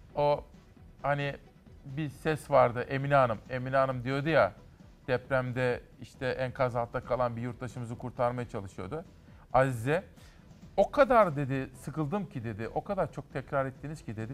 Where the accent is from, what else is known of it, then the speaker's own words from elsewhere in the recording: Kütahya, Turkey; benim memleketime Kütahya'ya